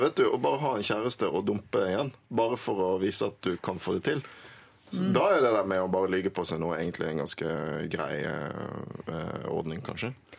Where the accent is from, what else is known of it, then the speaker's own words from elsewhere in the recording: Bergen, Vestland, Norway; now in Oslo, Norway; Jeg vokste opp i Bergen med en far fra Oslo